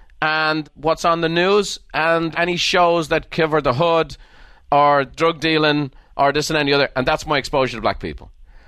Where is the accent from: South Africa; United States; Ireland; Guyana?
Ireland; like I grew up in Ireland. There was no race issues in Ireland because we had no races.